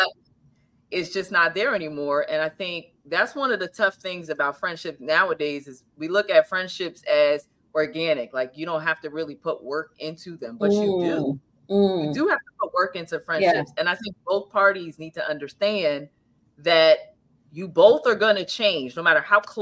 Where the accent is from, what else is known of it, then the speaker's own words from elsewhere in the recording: New Jersey, United States; we're both from New Jersey, born and raised in New Jersey